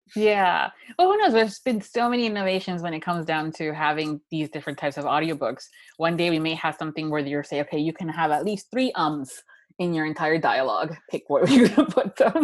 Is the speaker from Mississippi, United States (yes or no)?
no; Miami, Florida, United States; being a girl that was born and raised in Miami, Florida